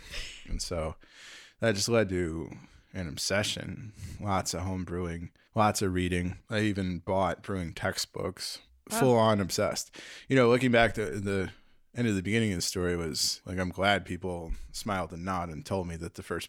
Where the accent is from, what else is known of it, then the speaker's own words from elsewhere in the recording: Park Ridge, Illinois, United States; So suburbs, yeah. I was born in Park Ridge. Lived in a few places, but yeah, I keep coming back to Chicago.